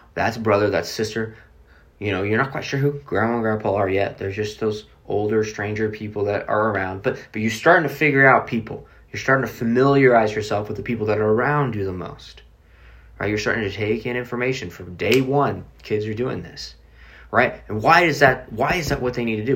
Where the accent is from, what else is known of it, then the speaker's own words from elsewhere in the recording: Oklahoma City, Oklahoma, United States; I'm from Oklahoma City